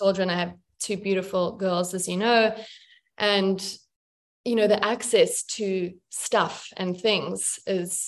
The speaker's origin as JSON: {"language": "English", "country": "South Africa", "tie": "born or raised there", "moved": "as an adult", "said": "I was born and raised in South Africa, and it's still in me"}